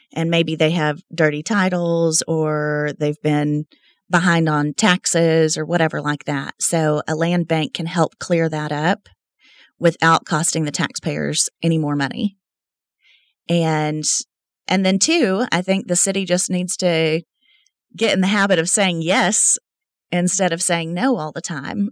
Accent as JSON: {"language": "English", "town": "Lubbock", "region": "Texas", "country": "United States", "tie": "born or raised there", "moved": "as an adult", "lives_now": "Midland, United States", "said": "I was born and raised in Lubbock, Texas"}